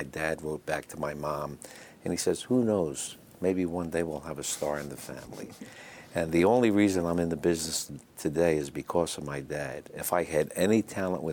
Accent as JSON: {"language": "English", "town": "Philadelphia", "region": "Pennsylvania", "country": "United States", "tie": "born or raised there", "also_born_or_lived": "Penn Valley, Pennsylvania", "moved": "as an adult", "said": "I'm born and raised in South Philadelphia, 11th and Moyamensing."}